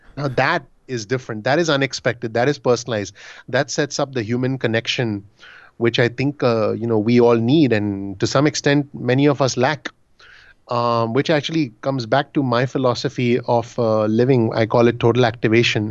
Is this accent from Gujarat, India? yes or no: no; Mumbai, Maharashtra, India; moved away as an adult; now in New Jersey, United States; I'm originally from Bombay, India